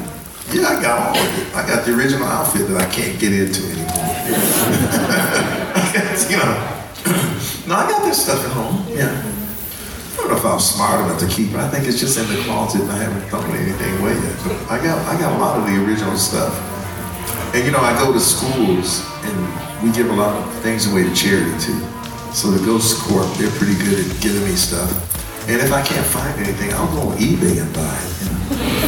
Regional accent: Detroit, Michigan, United States; moved away; Growing up in Detroit, I got beat up from the racial riots era

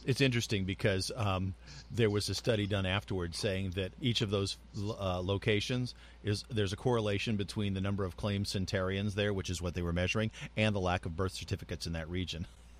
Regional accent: New Mexico, United States; also born or lived in Southern California / Pennsylvania; now in California, United States; I grew up in New Mexico and Southern California, so I'm used to having Mexican food at every corner

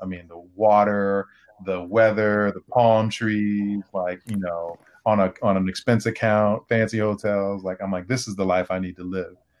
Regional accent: Oak Park, Illinois, United States; I also grew up in a small town called Oak Park, which is a western suburb of Chicago

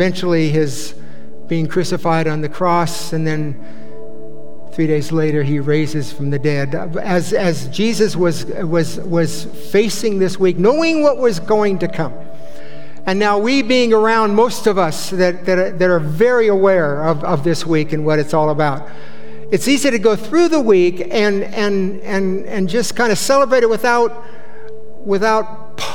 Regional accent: Bay Area, California, United States; I grew up in the Bay Area

